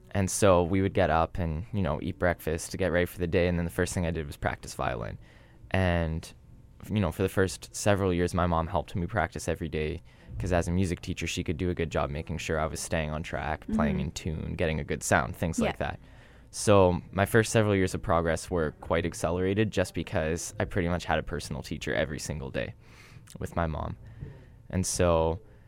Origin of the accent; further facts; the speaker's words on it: Thunder Bay, Ontario, Canada; now in Winnipeg, Canada; growing up in Thunder Bay, not in Winnipeg